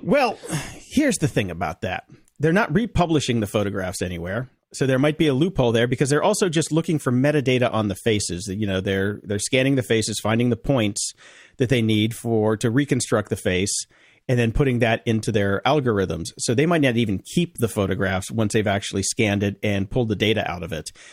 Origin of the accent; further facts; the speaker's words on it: Chicago, Illinois, United States; I'm from Chicago